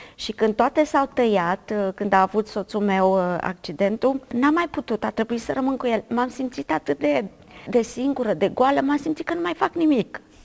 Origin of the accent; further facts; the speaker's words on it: Bulgăruș, Timiș County, Romania; am crescut la sat, la Bulgăruș, undeva la 40 de kilometri de Timișoara